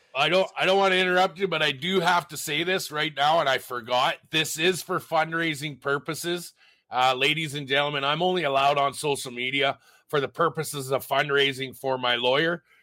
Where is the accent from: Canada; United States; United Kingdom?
Canada; Sault Ste. Marie, Ontario; moved away as an adult; now in Red Deer, Canada; I was born in Sault Ste. Marie, Ontario. I moved out to Alberta when I was 18